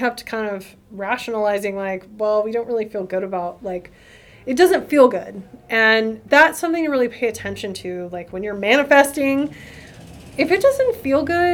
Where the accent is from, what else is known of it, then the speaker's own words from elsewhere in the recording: the South, United States; I'm from the South